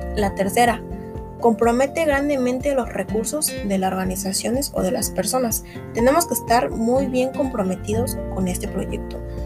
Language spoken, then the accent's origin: Spanish; Mexico; somos mexicanos